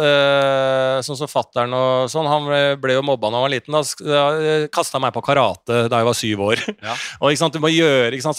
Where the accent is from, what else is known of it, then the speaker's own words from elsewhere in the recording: Bærum, Akershus, Norway; jeg vokste opp i Bærum